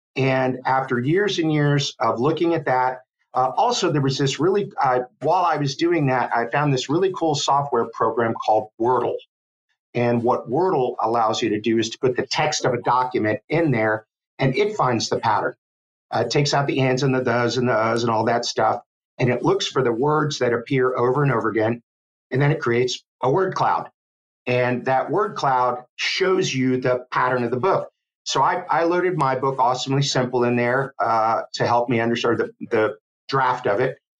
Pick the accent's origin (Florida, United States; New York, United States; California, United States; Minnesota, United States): Florida, United States; Miami; now in Gainesville, United States; I grew up in Miami, Florida